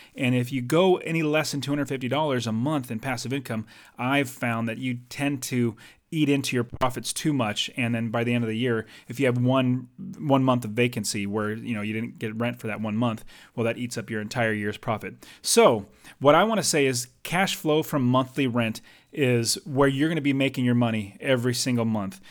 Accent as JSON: {"language": "English", "country": "United States", "lives_now": "Arizona, United States", "said": "I'm an American, and I live in America, um, actually in Arizona"}